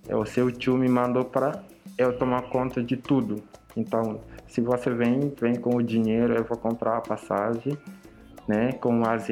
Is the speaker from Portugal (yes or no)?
no; Dakar, Senegal; Portuguese is a second language; now in Florianópolis, Brazil; Uh, ah, eu sou do Senegal. Tenho 29 anos, né? Nasci na capital do Senegal, Dakar, num bairro bem pobre mesmo, com uma família pobre.